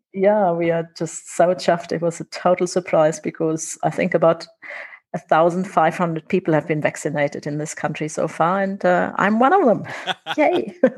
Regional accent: Germany; accent: German; now in Windhoek, Namibia; I'm not Namibian, I'm German.

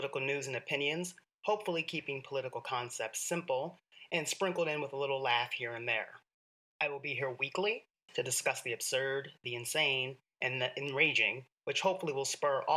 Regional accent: New York City, New York, United States; I'm a New Yorker

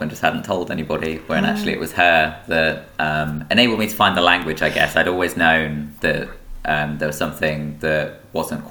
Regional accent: Peterborough, East of England, United Kingdom; I grew up in Peterborough

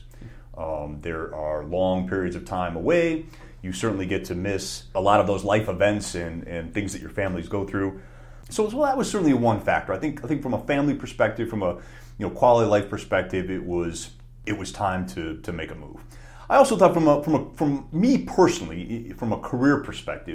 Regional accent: Cleveland, Ohio, United States; moved away as an adult; now in Bozeman, United States; I was born and raised in Cleveland, Ohio

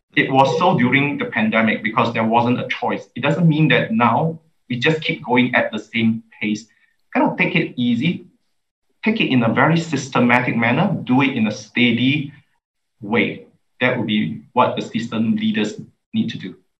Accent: Singapore; as a Singaporean, uh, I love my country

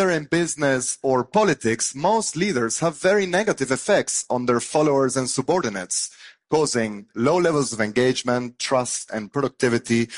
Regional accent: Argentina; moved away; I grew up in Argentina

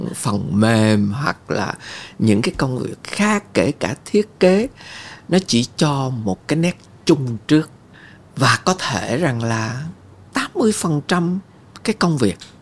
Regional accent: Vietnam; tôi lớn lên ở Việt Nam

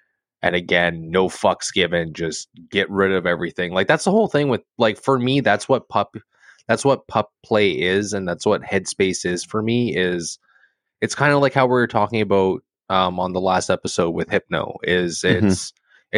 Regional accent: California, United States; growing up in California

